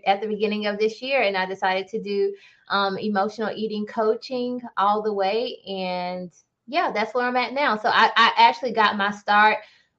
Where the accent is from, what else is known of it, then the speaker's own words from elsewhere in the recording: Mississippi, United States; I'm originally from Mississippi